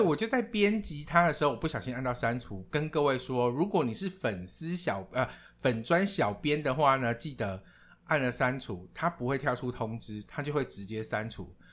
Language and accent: Chinese; Taiwan; now in Thailand; 我从来不知道说我可以身为台湾人的前百分之零点四